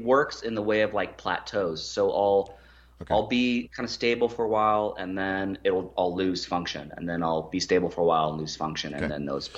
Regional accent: United States; us Americans

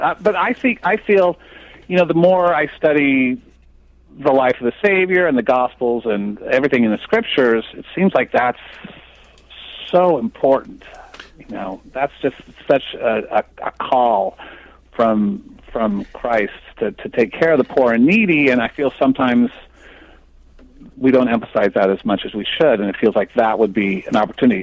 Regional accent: Phoenix, Arizona, United States; growing up in Phoenix

